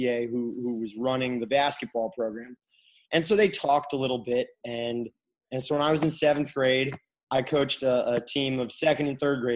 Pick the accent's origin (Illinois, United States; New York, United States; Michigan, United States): Michigan, United States; Kalamazoo; moved away; I'm from Kalamazoo, Michigan, and my parents still live there.